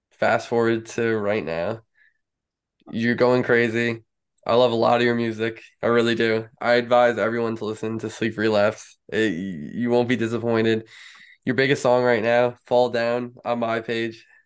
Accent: Eau Claire, Wisconsin, United States; Wisconsin, Eau Claire.

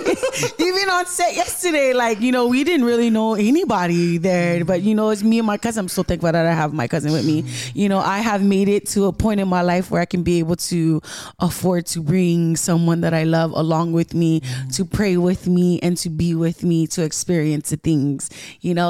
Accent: Carson, California, United States; Ness and I, we're from America

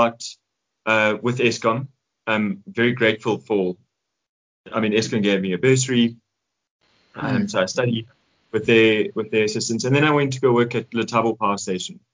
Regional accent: Johannesburg, Gauteng, South Africa; also born or lived in Vaal Triangle; Joburg, born and bred

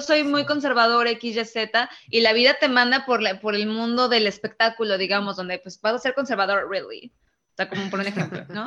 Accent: Mexico

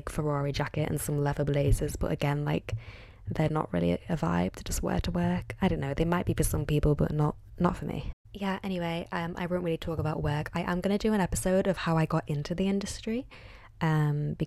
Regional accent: Liverpool, North West England, United Kingdom; moved away as an adult; now in London, United Kingdom; I'm from Liverpool originally, well, just outside, and now I live in London

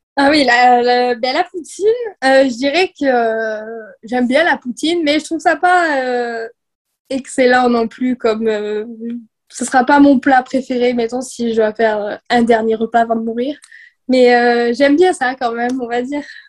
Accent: southwest France, France; moved away as an adult; now in Chicoutimi, Canada; je viens du sud-ouest de la France. Puis euh, dans ce coin-là, ça joue plus au, rugby, notamment. C'est vraiment euh, le rugby, c'est vraiment le sport de, notre coin

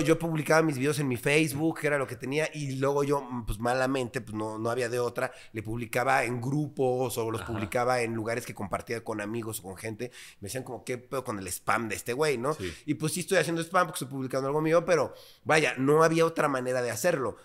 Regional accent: Mexico City, Mexico; cuando era muy niño, digamos, cuando convivíamos y estábamos muy pequeños, yo tenía, no sé, seis, siete años, pues yo vivía en una colonia a lo mejor no tan agraciada, vaya, pero pues una colonia bien, eh, es Churubusco, por ahí, por esa zona, eh, Prado Churubusco

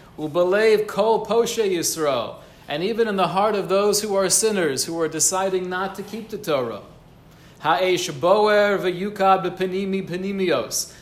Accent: United States; growing up in America

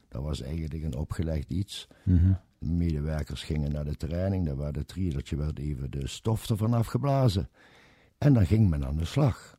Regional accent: Kerkrade, Limburg, Netherlands; accent: Limburgish; ik kom uit kerk, Kerkrade

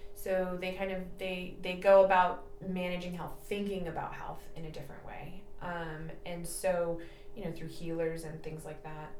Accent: San Jose, California, United States; now in Napa, United States; I did not grow up here. I'm from the South Bay, um, like San Jose area.

